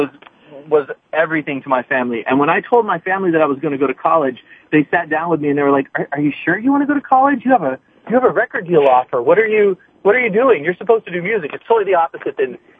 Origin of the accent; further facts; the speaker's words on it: Hawaii, United States; moved away; I'm from Hawaii. I was in Hawaii visiting, staying with my parents